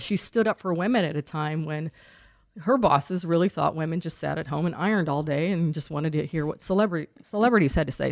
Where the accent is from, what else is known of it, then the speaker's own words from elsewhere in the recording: Lowell, Indiana, United States; also born or lived in North Carolina; now in Indianapolis, United States; I grew up in Lowell, Indiana